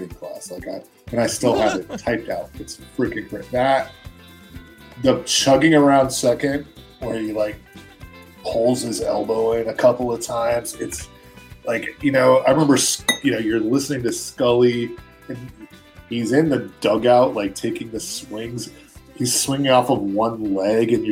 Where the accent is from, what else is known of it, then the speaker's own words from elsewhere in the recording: New York, United States; moved away; I'm from New York originally